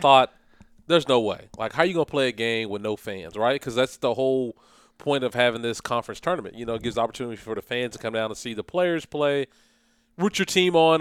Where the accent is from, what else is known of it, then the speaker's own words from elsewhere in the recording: Flemingsburg, Kentucky, United States; I'm from Fleming's, I'm from Fleming's birth, Fleming County. If people don't know where it's at, it's eastern part of Kentucky, in between Moorhead and Mount Sterling. Played basketball there